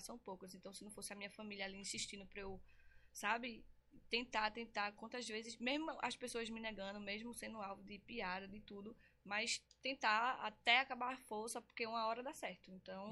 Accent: Recife, Pernambuco, Brazil; Eu nasci aqui em Recife mesmo, sou conterrânea

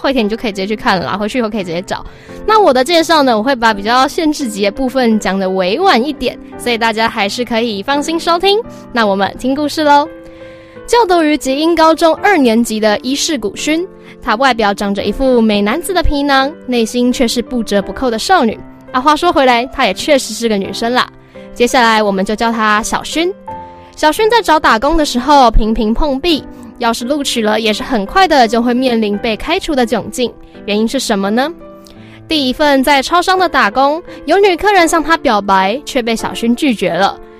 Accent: Taiwan; 我们台湾人是过在八月八号的爸爸节

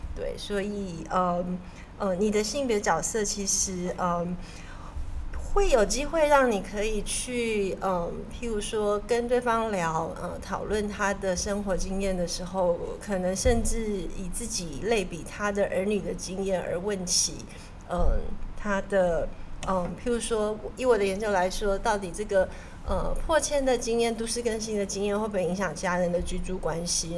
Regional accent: Taiwan; 我是台湾来的

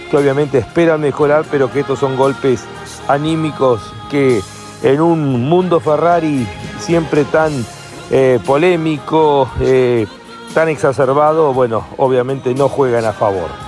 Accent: Quilmes, Buenos Aires Province, Argentina; Hola Lonchi. Querido … de Quilmes.

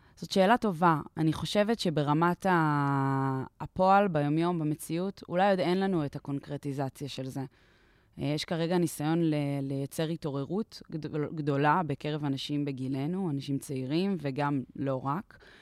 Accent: Israel; פה נולדתי וגדלתי, והשפה שלי

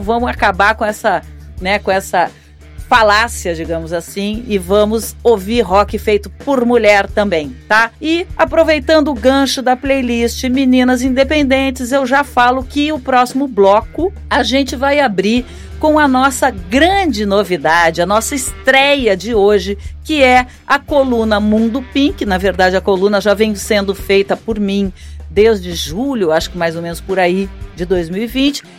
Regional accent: Rio Grande do Sul, Brazil; eu sou gaúcha

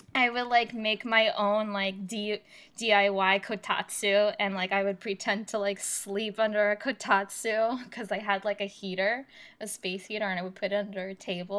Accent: New Jersey, United States; I was growing up in North Jersey, in New Jersey

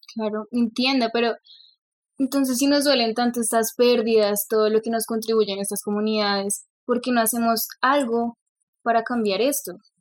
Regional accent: Bogotá, Colombia; accent: rolo; nací en Bogotá, hablo rolo, pues quizás gomelo, porque bueno, pues crecí en este entorno pues listo, crecí en Bogotá

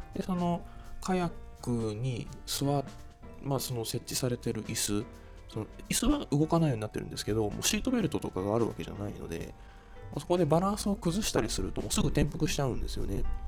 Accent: Ueda, Nagano, Japan; 私は上田に生まれて上田でずっと育ってきてっていう人

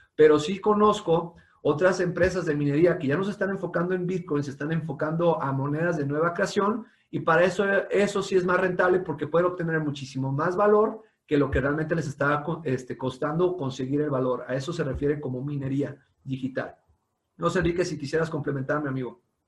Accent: Mexico; como mexicanos

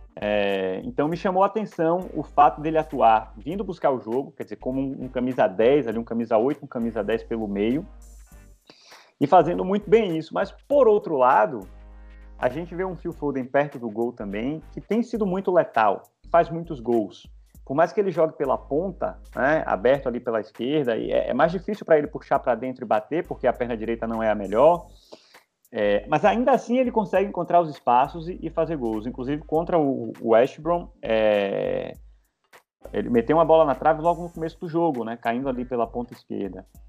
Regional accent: Bahia, Brazil; Eu, como um bom baiano

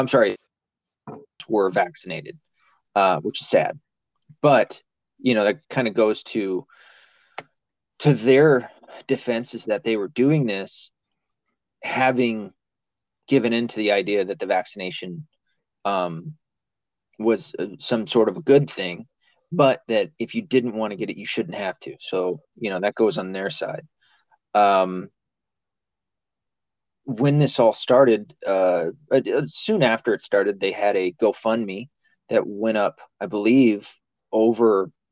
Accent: the South, United States; I'm from the South

